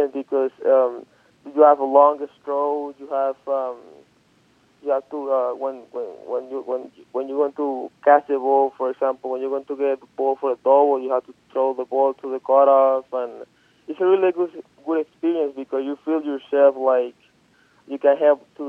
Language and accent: English; Margarita, Nueva Esparta, Venezuela; moved away as an adult; my hometown, where I know a lot of people have been seeing me growing up